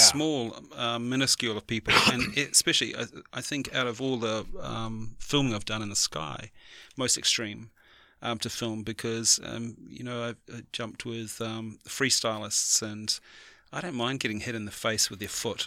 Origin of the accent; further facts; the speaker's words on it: New Zealand; as a Kiwi